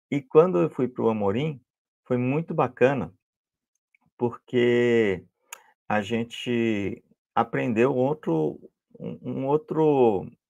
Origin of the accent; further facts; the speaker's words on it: Salvador, Bahia, Brazil; ainda mais eu vim de Salvador, Bahia, a escola pública lá não é como São Paulo.